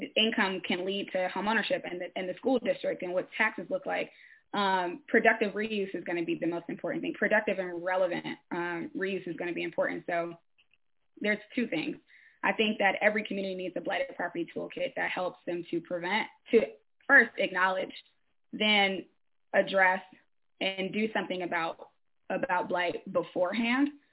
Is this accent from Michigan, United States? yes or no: yes; Detroit, Michigan, United States; now in Bellevue, United States; I'm from Michigan, from Detroit actually. Um, um, but currently I live in Bellevue, Pennsylvania